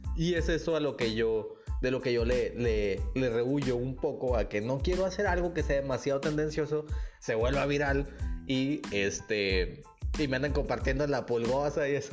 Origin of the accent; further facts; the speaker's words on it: Nuevo Laredo, Tamaulipas, Mexico; now in Nuevo León, Mexico; de donde yo vengo, en la ciudad donde yo crecí, que es mi hermosísima ciudad de Nuevo Laredo